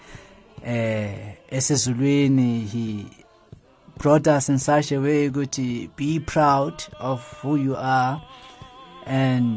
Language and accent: English; Johannesburg, Gauteng, South Africa; also born or lived in KwaZulu-Natal; I was born and bred in Alexandra Township